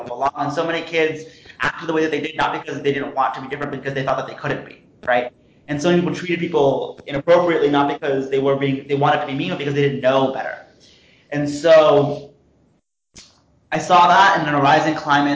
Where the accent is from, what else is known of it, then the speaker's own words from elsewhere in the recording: Princeton, New Jersey, United States; being from Princeton, New Jersey